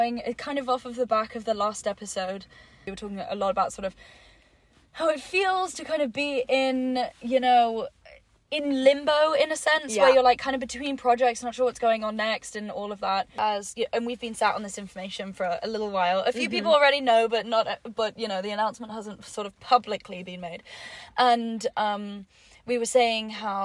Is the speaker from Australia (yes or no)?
no; England, United Kingdom; moved away as an adult; also born or lived in New York; being English in the States